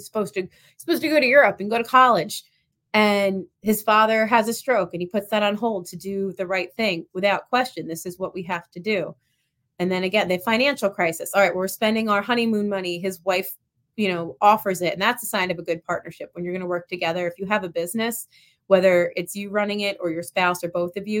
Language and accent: English; Delanco, New Jersey, United States; So I live right on lived right on the Delaware and the Rancocas Creek, the town I lived in, Delanco.